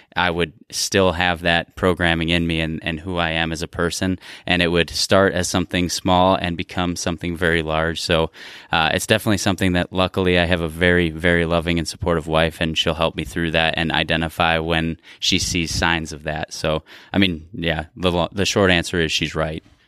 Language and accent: English; Midwest, United States; growing up in the Midwest and in a very blue collar background